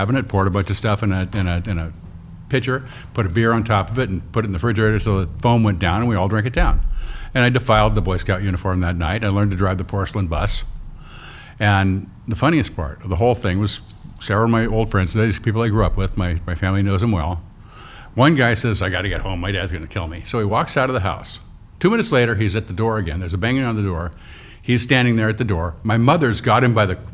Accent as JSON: {"language": "English", "town": "Newport Beach", "region": "California", "country": "United States", "tie": "born or raised there", "also_born_or_lived": "Syracuse, New York", "said": "I grew up in Newport, fairly typical Newport kid."}